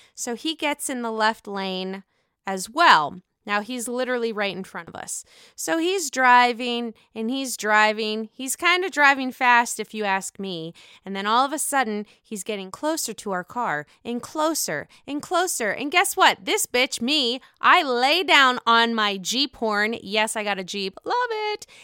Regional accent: Pittsburgh, Pennsylvania, United States; now in Chicago, United States; I live in Chicago. I'm from Pittsburgh.

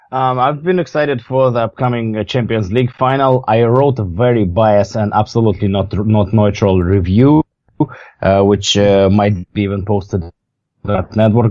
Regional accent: Siberia, Russia; growing up in Siberia, we always like seven months of the year it was snow

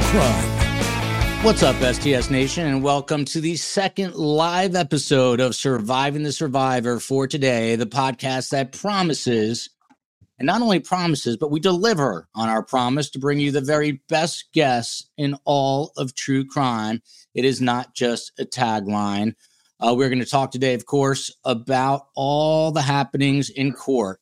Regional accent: New Jersey, United States; Jersey in the house, my home state

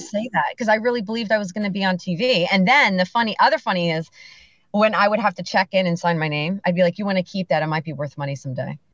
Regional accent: Bethlehem, Pennsylvania, United States; also born or lived in Macungie, Pennsylvania; I was born and raised in Bethlehem, Liberty High School, the Grenadiers

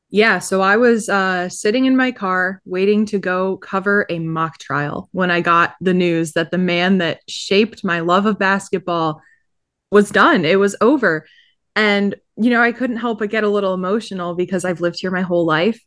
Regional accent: Syracuse, New York, United States; my hometown

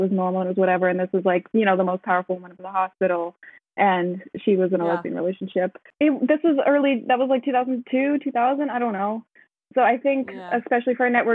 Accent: United States; now in Netherlands; I'm living in the Netherlands, but I am American

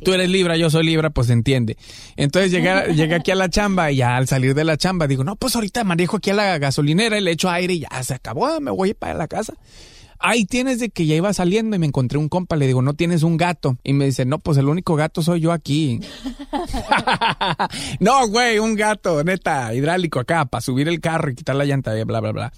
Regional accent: Guadalajara, Jalisco, Mexico; now in Los Angeles, United States; de Guanatos, Colonia Lagos de Oriente

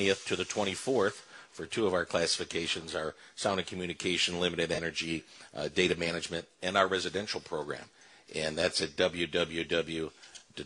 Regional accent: Shelby Township, Michigan, United States; my old stomping grounds where I grew up in Shelby Township

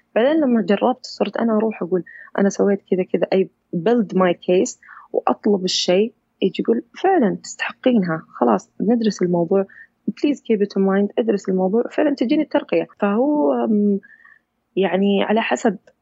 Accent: Saudi Arabia; أنا من سعودية

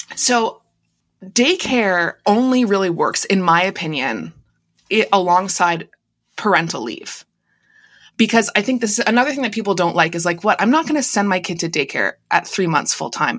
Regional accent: Canada; also born or lived in United States; I'm the only Canadian in my family just 'cause I was born here

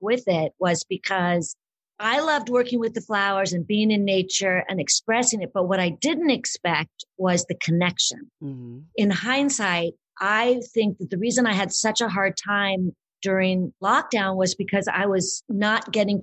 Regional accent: Southern California, United States; also born or lived in Boulder, Colorado; I grew up in Southern California, and my family was very involved in theater and the arts and acting

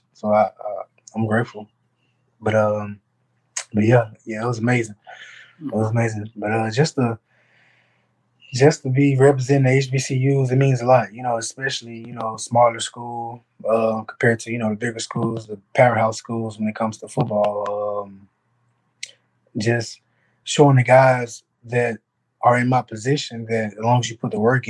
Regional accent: Little Rock, Arkansas, United States; I'm from Little Rock, Arkansas. I had both of my parents, they did a great job of raising me

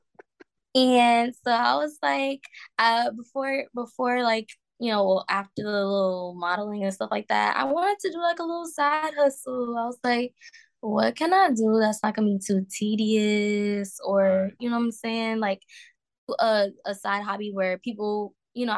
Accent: Providence, Rhode Island, United States; moved away; also born or lived in Atlanta / California; I was born in Providence, Rhode Island

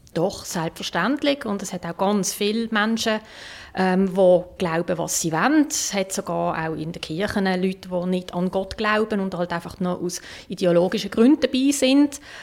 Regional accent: Switzerland; bei uns in der Schweiz

